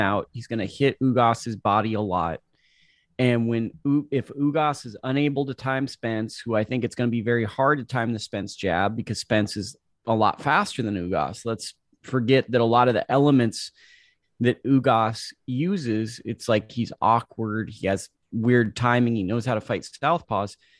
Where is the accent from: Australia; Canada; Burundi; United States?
United States; As an American